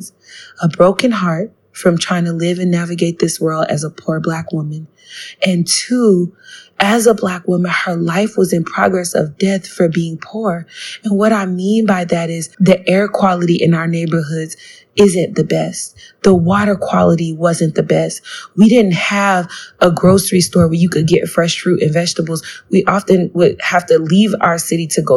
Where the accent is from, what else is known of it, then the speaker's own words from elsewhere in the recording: South Florida, United States; growing up in South Florida, with the Black diaspora